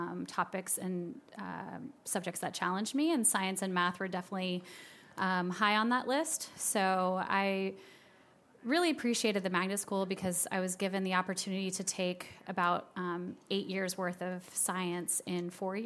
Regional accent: Marietta, Georgia, United States; also born or lived in Boston; I was born in Boston, Massachusetts, and then spent most of my formative years in Marietta, Georgia. And that's actually where I grew up

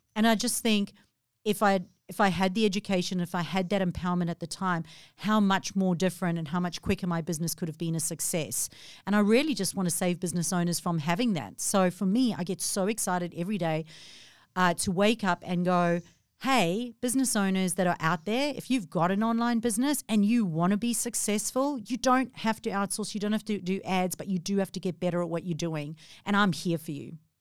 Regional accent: South Africa; moved away as an adult; now in Australia; 14 years ago, I moved from South Africa

